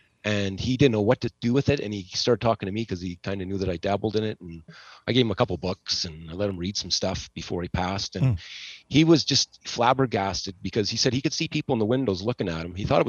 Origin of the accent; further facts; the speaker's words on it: Nebraska, United States; moved away; We all kind of came here. We came from Nebraska, but oddly enough, my family and her family have known each other since probably 1902.